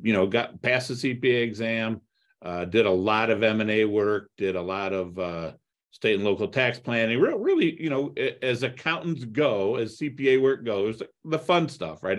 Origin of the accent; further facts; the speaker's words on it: Toledo, Ohio, United States; also born or lived in Cleveland, Ohio; I grew up in Toledo, Ohio